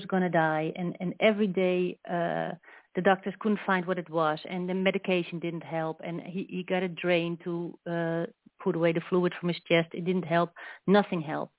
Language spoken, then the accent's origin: English; Netherlands; I'm from Holland